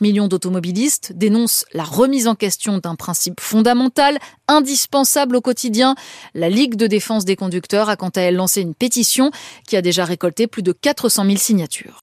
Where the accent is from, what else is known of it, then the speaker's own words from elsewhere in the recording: France; Chez nous, en France